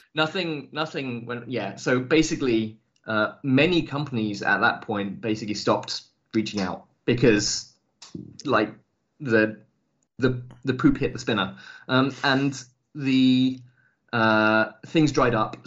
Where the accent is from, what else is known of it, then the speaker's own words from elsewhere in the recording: England, United Kingdom; moved away as an adult; also born or lived in Scotland; now in Germany; I lived uh, for. Uh, about 20 years of my life in England